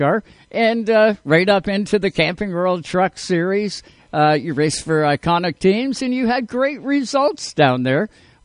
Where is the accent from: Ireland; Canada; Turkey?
Canada; as a Canadian race fan